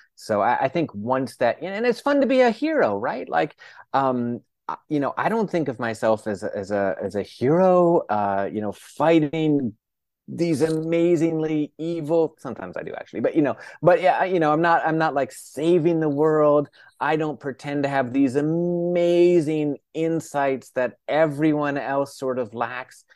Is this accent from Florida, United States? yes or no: yes; northern Florida, United States; now in New York City, United States; I grew up in Florida, uh, the northern part of the state